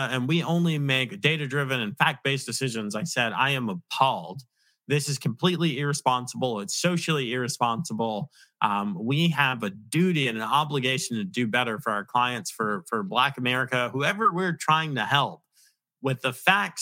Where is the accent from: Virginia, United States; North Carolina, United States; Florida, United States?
Virginia, United States; also born or lived in Long Island, New York; I claim to be from Virginia though, because I was raised in Virginia, but I'm from Long Island